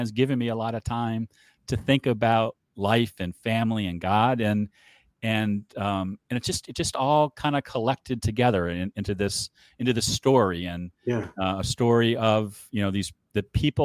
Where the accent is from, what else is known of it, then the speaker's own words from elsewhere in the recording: Cleveland, Ohio, United States; I grew up in Cleveland